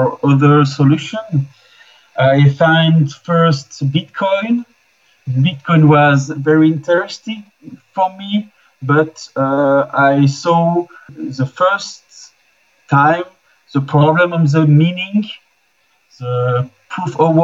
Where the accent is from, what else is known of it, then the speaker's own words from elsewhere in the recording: Switzerland; I'm from Switzerland